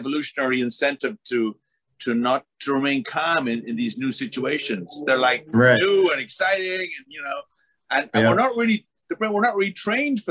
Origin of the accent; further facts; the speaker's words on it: Ireland; I'm from Ireland also